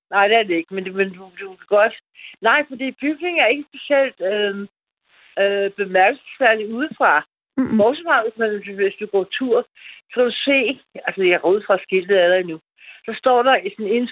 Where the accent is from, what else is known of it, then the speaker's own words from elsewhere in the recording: Gentofte, Capital Region of Denmark, Denmark; now in Copenhagen, Denmark; jeg kommer fra Gentofte.